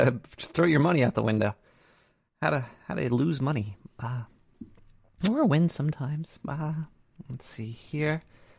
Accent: New York City, New York, United States; I was born and raised in Sheepshead Bay. Now I'm in a Bay Ridge.

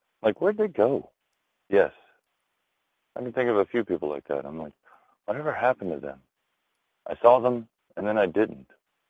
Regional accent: Canada; Hi. I'm Canadian.

